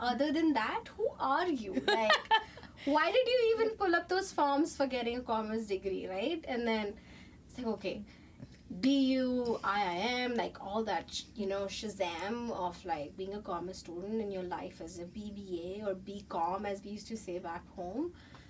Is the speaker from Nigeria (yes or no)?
no; India; moved away as an adult; also born or lived in Chandigarh, India; now in Canada; So I grew up in India, was studying in India. I did some parts of my higher education in India, and then I moved, I transferred to Canada for continuing my education.